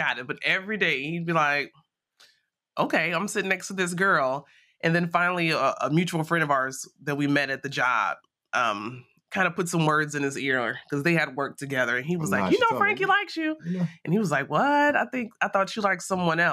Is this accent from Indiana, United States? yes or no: yes; Gary, Indiana, United States; moved away as an adult; now in Louisville, United States; I'm a native of Gary, Indiana. So I'm born and raised in the Midwest